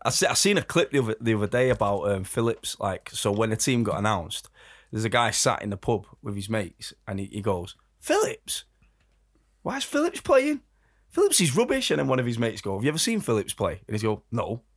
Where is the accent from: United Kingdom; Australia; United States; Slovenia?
United Kingdom; England; as Brits, as, as English people